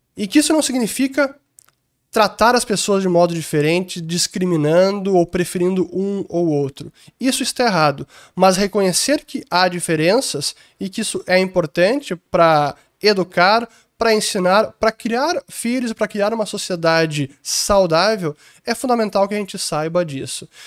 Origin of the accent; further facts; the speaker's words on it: Porto Alegre, Rio Grande do Sul, Brazil; also born or lived in London; Eu sou de Porto Alegre